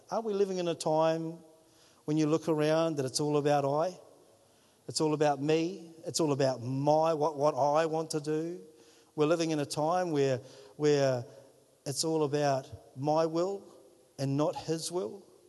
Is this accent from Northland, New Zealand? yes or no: yes; Whangarei, Northland, New Zealand; moved away as an adult; now in Wellington, New Zealand; I'm from Whangarei